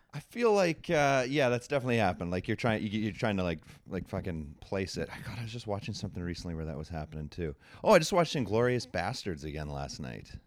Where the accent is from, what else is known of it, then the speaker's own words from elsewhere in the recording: Calgary, Alberta, Canada; I grew up in Calgary.